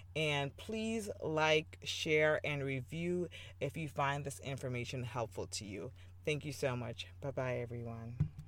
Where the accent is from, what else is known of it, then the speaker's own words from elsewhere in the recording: Jamaica; moved away as an adult; I was born in Jamaica and I moved here for college